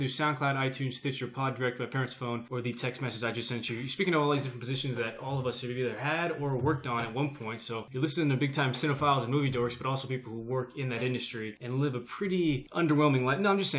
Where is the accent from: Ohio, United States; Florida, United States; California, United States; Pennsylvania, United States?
California, United States; Bakersfield; That's his character. I'm from Bakersfield.